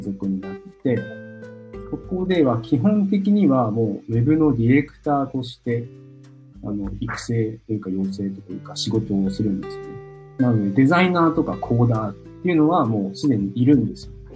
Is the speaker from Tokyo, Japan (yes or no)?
yes; Tokyo, Japan; 僕は、東京生まれ、うん、東京育ちです。